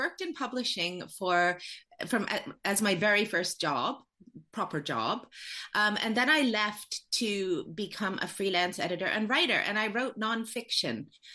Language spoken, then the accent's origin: English; Canada; moved away as an adult; now in United Kingdom; I'm from Canada.